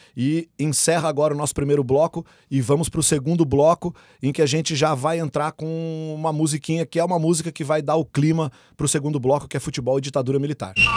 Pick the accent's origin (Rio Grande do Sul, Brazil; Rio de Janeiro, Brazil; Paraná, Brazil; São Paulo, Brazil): São Paulo, Brazil; São José dos Campos; o estádio onde eu me criei como torcedor, glorioso Martins Pereira de São José dos Campos